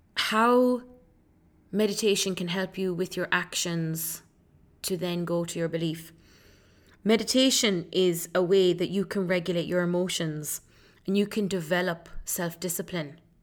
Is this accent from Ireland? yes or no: yes; Ireland; also born or lived in Leeds, England; I was born in Leeds. Um, I moved to Ireland then when I was four years old.